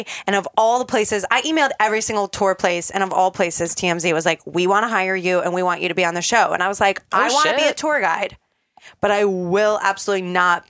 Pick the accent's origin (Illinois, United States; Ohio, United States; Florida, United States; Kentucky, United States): Florida, United States; Tampa; moved away as an adult; also born or lived in New York City; I'm from Tampa